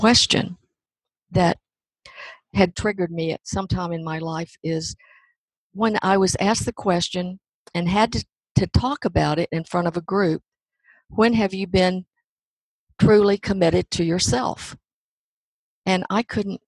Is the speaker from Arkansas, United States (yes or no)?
yes; Hope, Arkansas, United States; I grew up in Hope, Arkansas